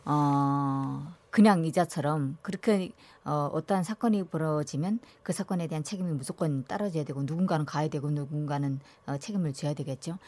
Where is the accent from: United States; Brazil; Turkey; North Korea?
North Korea; now in South Korea; 저는 또 고향이 북한이잖아요.